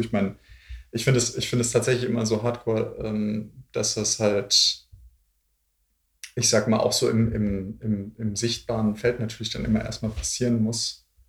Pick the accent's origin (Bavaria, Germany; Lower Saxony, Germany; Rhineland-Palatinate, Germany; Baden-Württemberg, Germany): Baden-Württemberg, Germany; Swabia; accent: Swabian; now in Berlin, Germany; ich äh, Schwäbisch rede